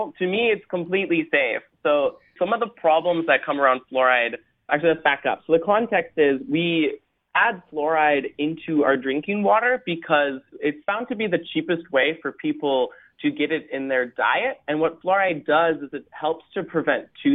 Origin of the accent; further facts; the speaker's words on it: Minnesota, United States; I come from Minnesota